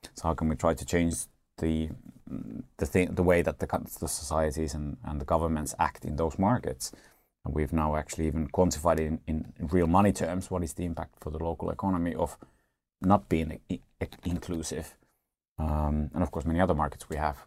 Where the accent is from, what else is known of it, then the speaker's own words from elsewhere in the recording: Finland; I'm from Finland